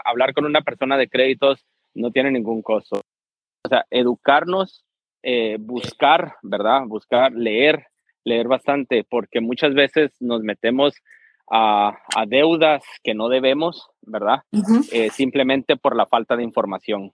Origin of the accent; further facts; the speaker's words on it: Guatemala; moved away as an adult; also born or lived in California; now in United States; prácticamente crecí toda mi vida en Guatemala